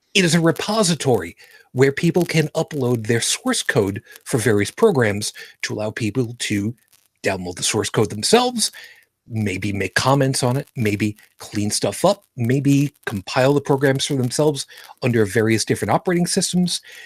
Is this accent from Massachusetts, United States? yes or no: no; New York City, New York, United States; moved away; also born or lived in Long Island; I was born in Brooklyn, New York.